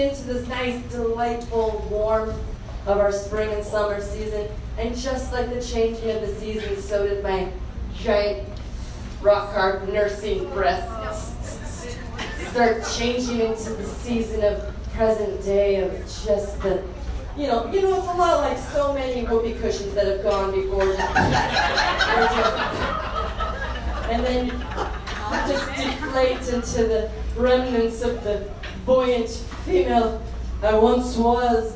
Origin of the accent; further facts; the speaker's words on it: Boise, Idaho, United States; I'm right here where I was born and raised in Boise, Idaho